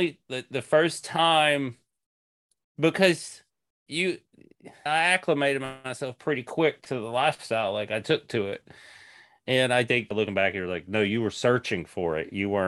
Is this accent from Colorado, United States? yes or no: no; Tennessee, United States; moved away as an adult; now in Seattle, United States; And that's when I moved from East Tennessee to Seattle, Washington in 2006.